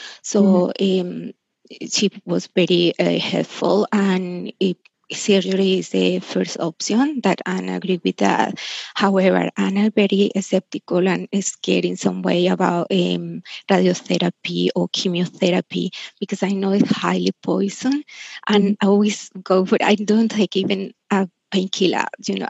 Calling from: Australia; I'm calling from Australia

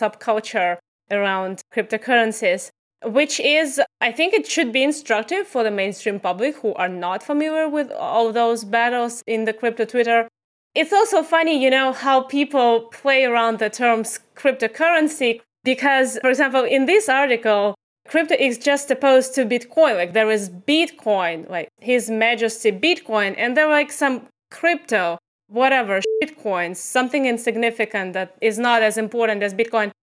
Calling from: Tbilisi, Georgia; Oh, today I'm back in Tbilisi in the sweltering hot capital of Georgia.

